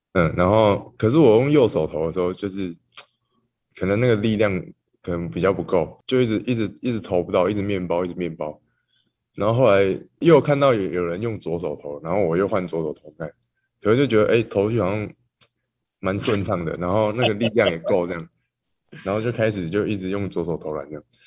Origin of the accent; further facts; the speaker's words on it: Taiwan; 小时候就在台湾了，在台湾